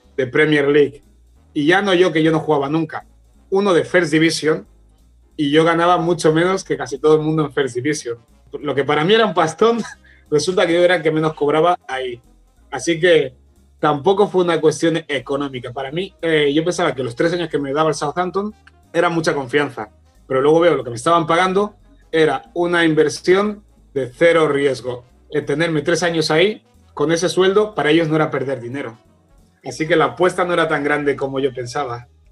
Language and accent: Spanish; Barcelona, Catalonia, Spain; also born or lived in Equatorial Guinea / Fuerteventura, Canary Islands; hasta los 8 o 9 años me crié ahí en Fuerteventura, en Canarias, hasta que mis padres se separaron y mi madre ya vino conmigo y mis dos hermanos aquí a Barcelona